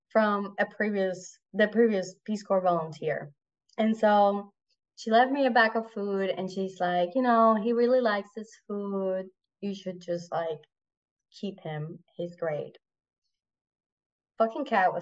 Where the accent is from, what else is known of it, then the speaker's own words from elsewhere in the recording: Puerto Rico; first language Spanish; English is a second language; moved away as an adult; also born or lived in Mozambique / South Africa; I grew up in Puerto Rico